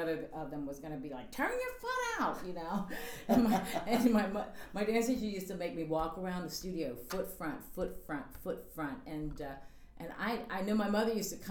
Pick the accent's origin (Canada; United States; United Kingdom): United States; Richmond, Virginia; I'm originally from Richmond, Virginia. And I started taking dancing when I was 4 years old.